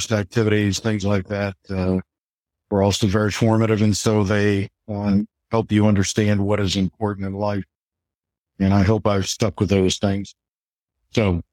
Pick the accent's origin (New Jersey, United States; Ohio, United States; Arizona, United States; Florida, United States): Arizona, United States; Phoenix; moved away as an adult; also born or lived in Indiana / San Francisco / Chapel Hill; now in Washington, D.C., United States; growing up in Phoenix back in the 1970s.